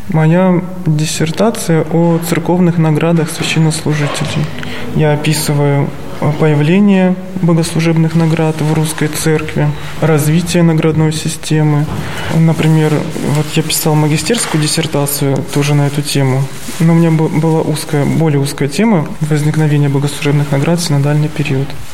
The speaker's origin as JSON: {"language": "Russian", "region": "Stavropol Krai", "country": "Russia", "tie": "born or raised there", "moved": "as an adult", "lives_now": "Sergiev Posad, Russia", "said": "Я родом из Ставропольского края"}